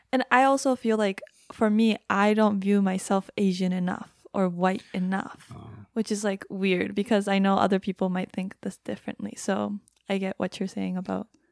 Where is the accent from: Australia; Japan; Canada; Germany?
Japan; first language Japanese; English is a second language; moved away as an adult; now in United States; I grew up in Japan.